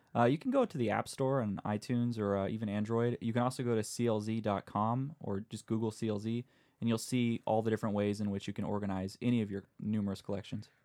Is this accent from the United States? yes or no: yes; San Diego, California, United States; I'm from San Diego